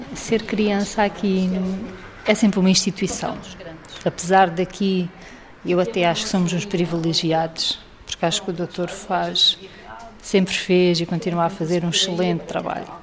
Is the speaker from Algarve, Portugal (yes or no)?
yes; Faro, Algarve, Portugal; born or raised there